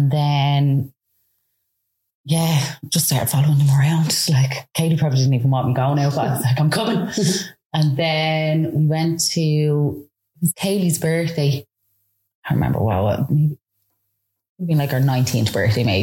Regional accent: Dublin, Leinster, Ireland; I come from Baldoyle in Dublin

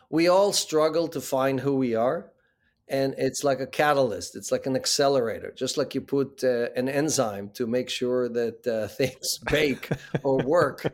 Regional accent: Israel; moved away as an adult; also born or lived in Ukraine; now in New York, United States; Born in the Ukraine, grew up in Israel, and, uh, after the military, uh, came to the U S.

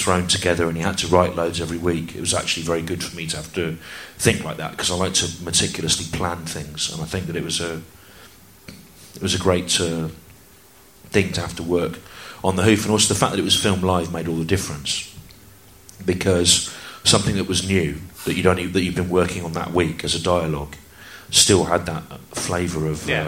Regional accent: United Kingdom; I grew up in the Midlands

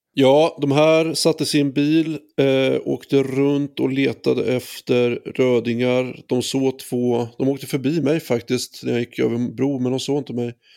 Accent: Västervik, Kalmar County, Sweden; Västervik på 90-talet, eh, där jag växte upp

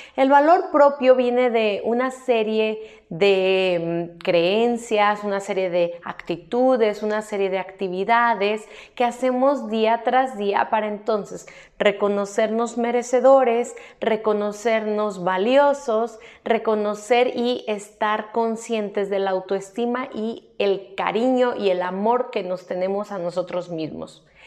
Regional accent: Mexico; aquí en mi país, México

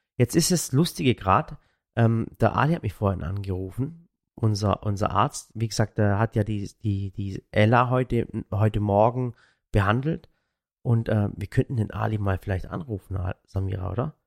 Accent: Waghäusel, Baden-Württemberg, Germany; wir kommen aus Waghäusel

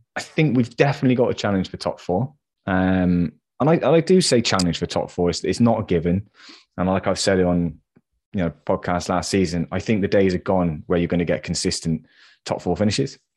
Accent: England, United Kingdom; I'm English

